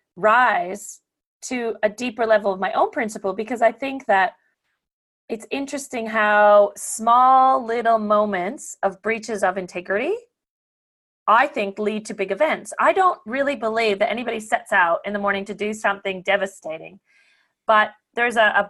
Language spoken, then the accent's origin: English; Canada; now in Australia; I'm Canadian originally